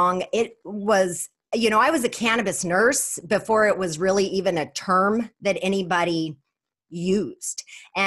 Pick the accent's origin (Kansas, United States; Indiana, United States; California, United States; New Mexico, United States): New Mexico, United States; I'm from New Mexico